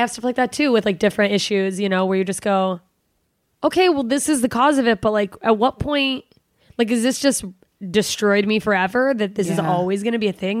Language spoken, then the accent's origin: English; Alaska, United States; I'm from Alaska.